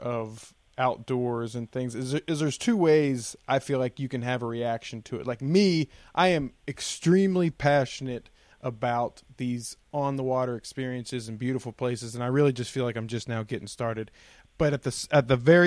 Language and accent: English; Ohio, United States; moved away as an adult; also born or lived in Florida; I'm from Ohio, right? Like I'm from the Midwest